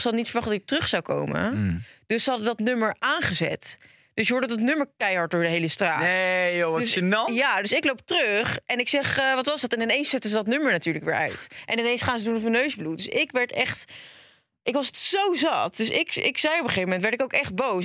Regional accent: Hendrik-Ido-Ambacht, South Holland, Netherlands; Ik kom ook uit de buurt van Rotterdam

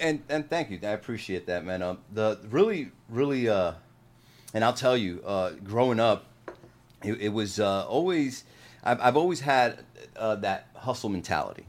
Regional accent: New Jersey, United States; moved away; also born or lived in Puerto Rico; I'm from Jersey

